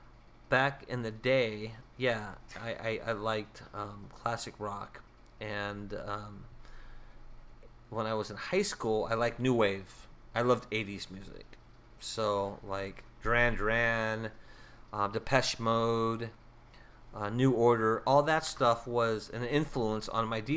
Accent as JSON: {"language": "English", "region": "California", "country": "United States", "tie": "born or raised there", "also_born_or_lived": "South Dakota", "moved": "as an adult", "lives_now": "Minneapolis, United States", "said": "I grew up in California"}